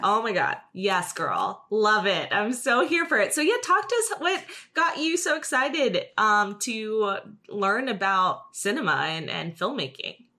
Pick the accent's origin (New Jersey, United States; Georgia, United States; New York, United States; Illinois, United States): New Jersey, United States; now in Los Angeles, United States